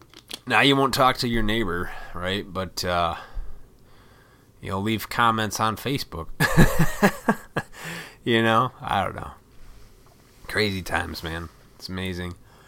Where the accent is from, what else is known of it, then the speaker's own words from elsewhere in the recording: Montgomery, Illinois, United States; I grew up in Montgomery, Illinois, and right next to that is Oswego. And Oswego was a little farm town.